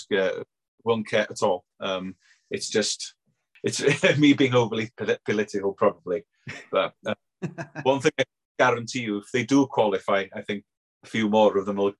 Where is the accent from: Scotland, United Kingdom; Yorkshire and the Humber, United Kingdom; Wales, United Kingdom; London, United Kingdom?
Wales, United Kingdom; not just because we're Welsh